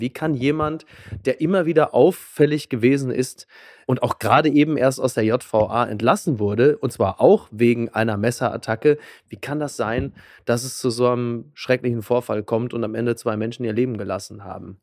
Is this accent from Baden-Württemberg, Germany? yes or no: no; North Rhine-Westphalia, Germany; Naja, ich komme ja aus Nordrhein-Westfalen genauso wie